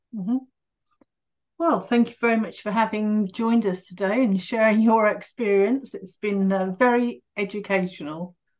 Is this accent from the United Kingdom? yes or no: yes; England, United Kingdom; being English